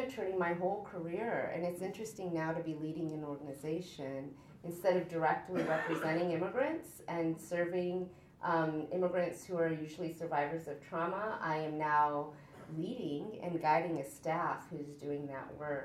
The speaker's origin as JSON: {"language": "English", "town": "New London", "region": "Ohio", "country": "United States", "tie": "born or raised there", "also_born_or_lived": "Cincinnati, Ohio", "said": "I grew up in rural Ohio in New London, if any of you know of it, central Ohio, a town, the population of 3,000. And we were the only immigrants."}